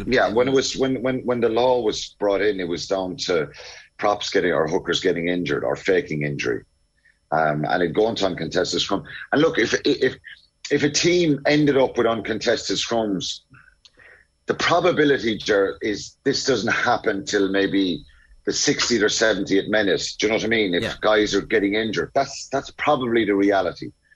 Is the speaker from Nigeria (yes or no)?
no; Ireland; as Irish uh, people were were nervous about kind of shooting for the stars